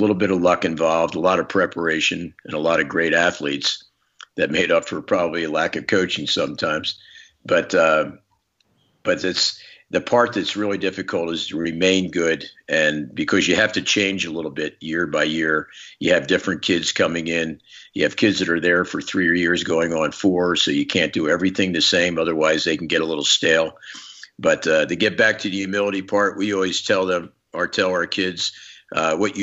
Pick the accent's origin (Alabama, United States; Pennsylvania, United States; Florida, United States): Pennsylvania, United States; Philadelphia; I was very fortunate as a young guy to grow up in Philadelphia